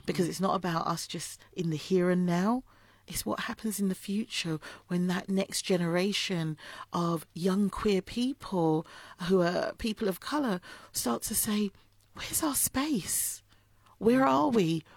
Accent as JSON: {"language": "English", "region": "London", "country": "United Kingdom", "said": "I'm from Islington"}